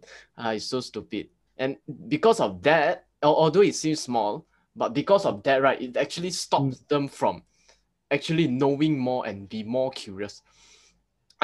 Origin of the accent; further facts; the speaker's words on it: Thailand; I'm from Thai, so my background is a lot of like, you know, all these like talisman things about the Buddha image